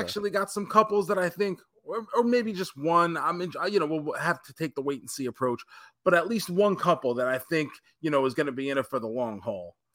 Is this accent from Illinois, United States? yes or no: no; Tampa, Florida, United States; my hometown of Tampa, Florida